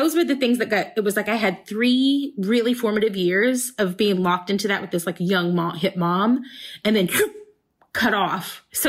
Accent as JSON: {"language": "English", "region": "the South", "country": "United States", "tie": "born or raised there", "said": "I grew up in the South."}